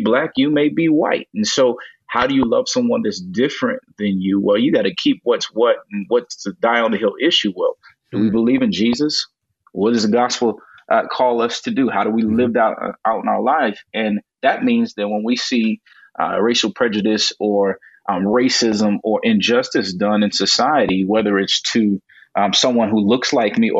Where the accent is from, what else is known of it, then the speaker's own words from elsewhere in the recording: Gary, Indiana, United States; where I grew up in Gary, Indiana